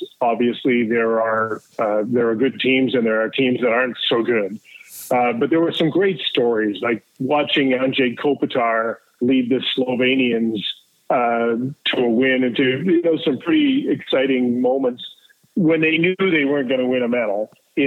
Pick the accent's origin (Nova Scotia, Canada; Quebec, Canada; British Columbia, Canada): British Columbia, Canada; Fort St. John; also born or lived in Penticton / Kelowna; I grew up in Fort St. John